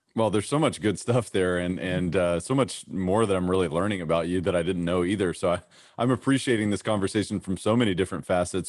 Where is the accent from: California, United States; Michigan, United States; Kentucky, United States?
Kentucky, United States; growing up in Kentucky